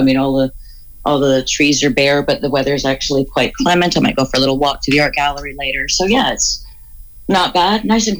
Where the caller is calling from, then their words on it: Toronto, Ontario, Canada; moved away as an adult; I'm calling from the boomtown of Oshawa. I moved here from Toronto about 5 years ago.